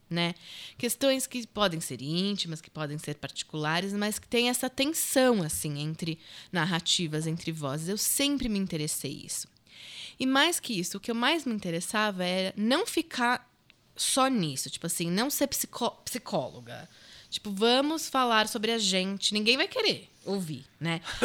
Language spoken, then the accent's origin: Portuguese; Brazil; Eu nasci no Brasil, minha mãe mora aqui há 40 anos.